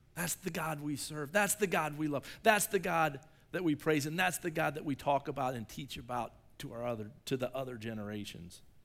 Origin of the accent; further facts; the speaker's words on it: Shelby, Ohio, United States; I'm from Shelby, and we have the Black Fork River.